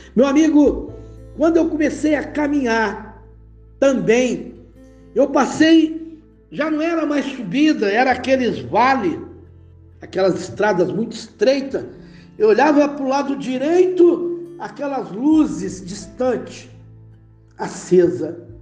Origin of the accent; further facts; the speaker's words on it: Nova Iguaçu, Rio de Janeiro, Brazil; moved away; also born or lived in Belo Horizonte; antes de vir servir o exército, no Rio de Janeiro